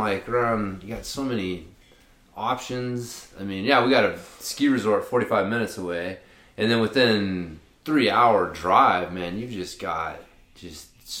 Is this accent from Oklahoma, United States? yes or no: yes; Ardmore, Oklahoma, United States; moved away; also born or lived in Tyler, Texas; I was born in Ardmore, Oklahoma. So it's right between Oklahoma City and Dallas. So a little, like maybe an hour or less over the Oklahoma border.